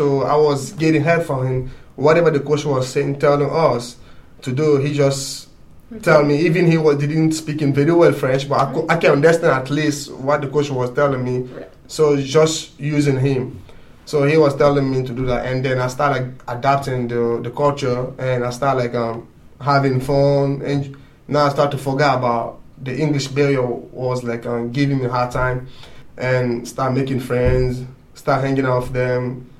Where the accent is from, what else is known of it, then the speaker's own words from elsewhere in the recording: Guinea; English is a second language; moved away; I'm originally come from Guinea. It's in the West Africa country. When I came, I didn't know any English at all.